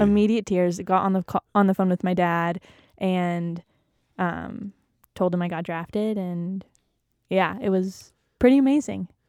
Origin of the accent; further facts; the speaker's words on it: San Jose, California, United States; moved away as an adult; also born or lived in Malibu, California; now in Utah, United States; I loved growing up in California. I pretty much lived in the same house my whole life in a little suburb called the Almaden Valley.